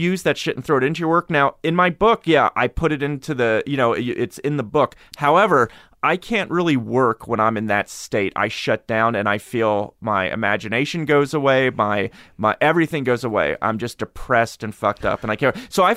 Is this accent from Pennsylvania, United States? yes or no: yes; Harrisburg, Pennsylvania, United States; Look, I grew up in Harrisburg.